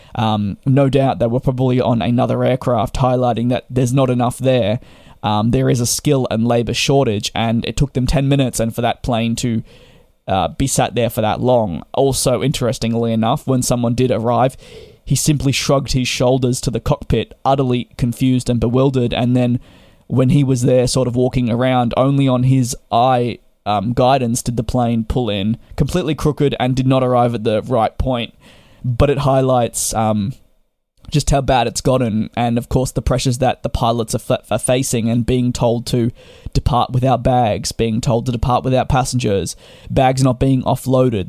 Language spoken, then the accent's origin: English; Australia; as an Australian myself